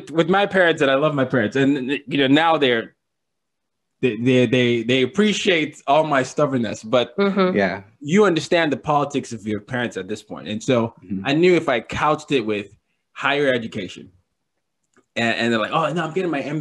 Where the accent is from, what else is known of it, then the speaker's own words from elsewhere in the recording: Lagos, Nigeria; now in New York City, United States; It reminded me of my my hometown of Lagos.